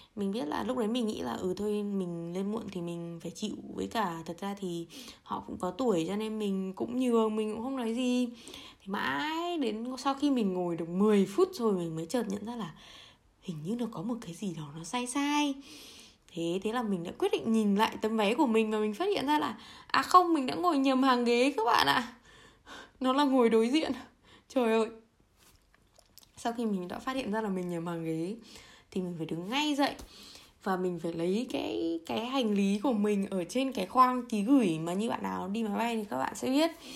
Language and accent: Vietnamese; Vietnam; moved away as an adult; now in Germany; từ bé đến lớn thì chủ yếu là mình đi tàu mình đi ô tô mình đi du lịch trong việt nam thôi chứ mình cũng chưa bao giờ ra khỏi lãnh thổ việt nam bao giờ cả